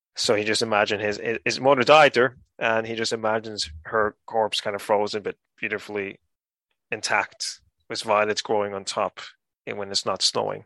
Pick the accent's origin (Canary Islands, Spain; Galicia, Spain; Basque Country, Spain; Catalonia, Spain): Canary Islands, Spain; Gran Canaria; moved away; also born or lived in Ireland; I was born in the Canaries and raised here uh, and, and in Ireland